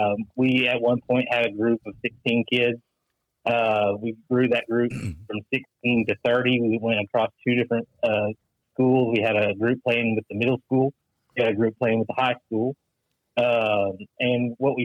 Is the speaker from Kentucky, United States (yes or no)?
yes; Mayfield, Kentucky, United States; There's still debris everywhere in my hometown